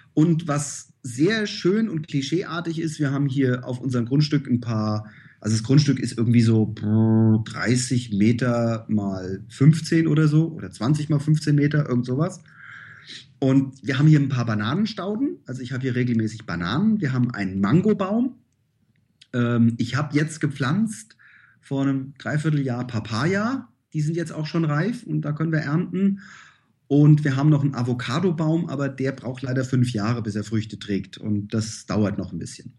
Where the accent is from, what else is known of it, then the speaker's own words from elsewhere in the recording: Königstein im Taunus, Hesse, Germany; moved away as an adult; also born or lived in Frankfurt / Phnom Penh / Saigon; now in Laos; ich komme aus Königstein im Taunus.